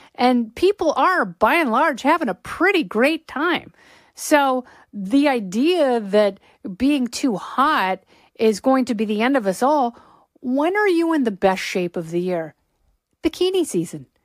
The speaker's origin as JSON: {"language": "English", "region": "Pacific Northwest", "country": "United States", "tie": "born or raised there", "said": "I grew up in the Pacific Northwest."}